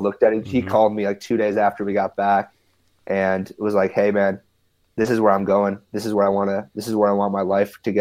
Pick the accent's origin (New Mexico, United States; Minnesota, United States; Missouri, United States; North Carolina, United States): Minnesota, United States; I grew up in Minnesota